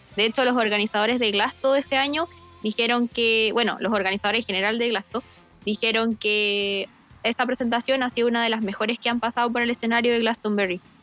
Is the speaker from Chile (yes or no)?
yes; Arica, Arica y Parinacota, Chile; yo soy del norte, soy de Arica